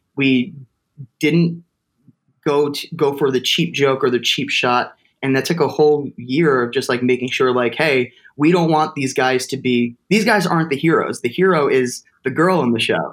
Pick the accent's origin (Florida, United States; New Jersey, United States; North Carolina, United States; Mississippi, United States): New Jersey, United States; Toms River; my hometown like a place to do theater called Exit 82 Theater Company because I'm from Tom's River